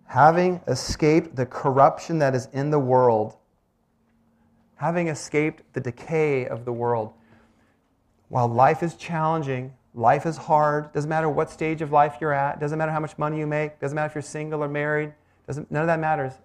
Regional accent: Olympic Peninsula, Washington, United States; moved away; I grew up on the Olympic Peninsula

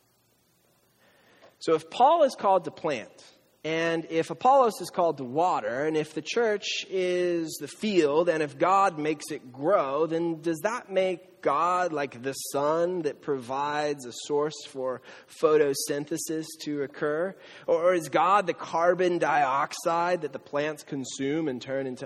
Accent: Camarillo, California, United States; I'm from Camarillo, the outlets

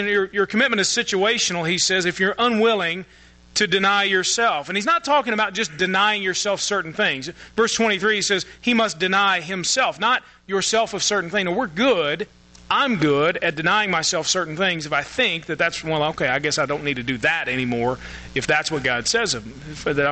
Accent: United States; we as American Christians

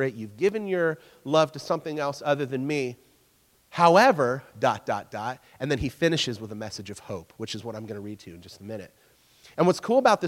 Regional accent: North Carolina, United States; moved away as an adult; now in Ohio, United States; I'm from North Carolina, and so North Carolina, you never have snow, ever

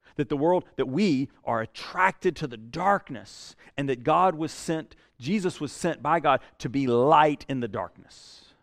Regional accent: Statesboro, Georgia, United States; also born or lived in Houston County, Georgia; I grew up in Statesboro. I mean, that's South Georgia.

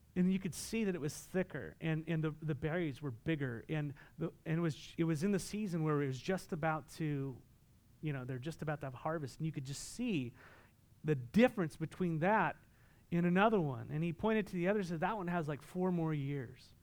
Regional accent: Southern California, United States; moved away; I'm from Southern California

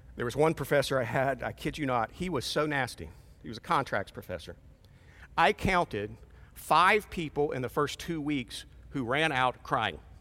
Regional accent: Portsmouth, Ohio, United States; moved away; I'm from Portsmouth.

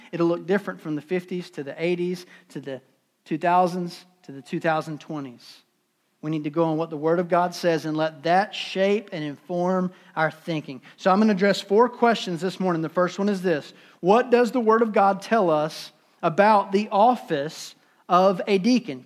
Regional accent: Durham, North Carolina, United States; I'm from Durham

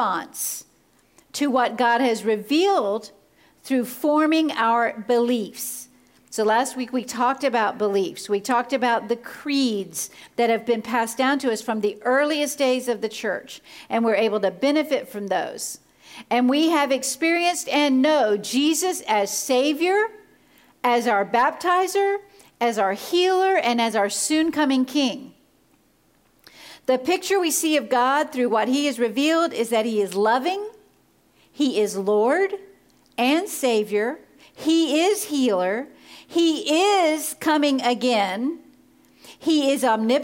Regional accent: Florida, United States; I grew up in Florida

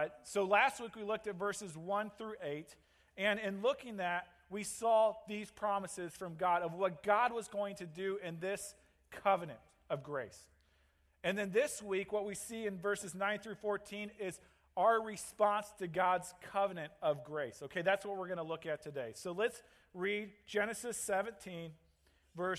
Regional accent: St. Louis, Missouri, United States; moved away as an adult; now in Green Bay, United States; I grew up in St. Louis

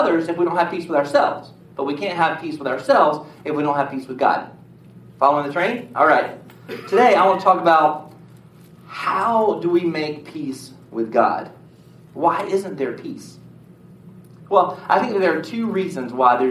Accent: United States; I was born in the United States of America

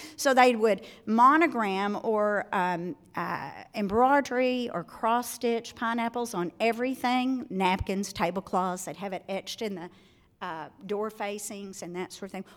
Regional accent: Arkansas, United States; moved away; I'm originally from Arkansas. For those of you who have never heard me speak before, this is the way I speak

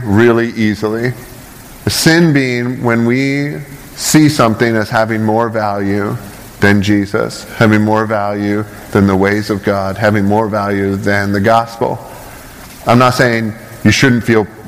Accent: Canada; now in United States; I'm not American, so I'm going to slam your country for a second. I'm from Canada, and I pay a lot of money to live here.

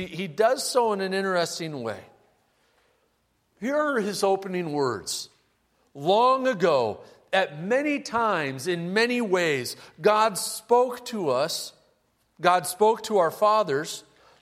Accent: Omaha, Nebraska, United States; When I was a kid growing up in Omaha

